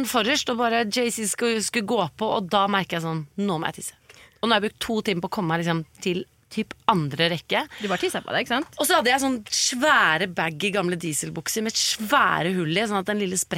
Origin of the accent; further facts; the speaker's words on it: Sandefjord, Vestfold, Norway; Så kommer jeg fra Sandefjord.